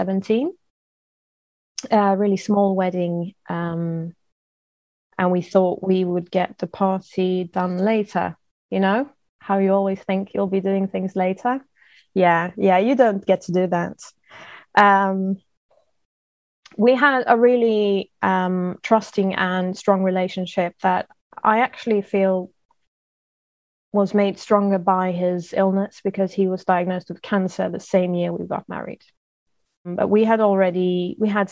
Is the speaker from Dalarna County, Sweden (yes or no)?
no; Stockholm, Stockholm County, Sweden; first language English and French; I am recording from Stockholm, Sweden, where I am also born, although I am not Swedish per se. My dad's British and my mom's French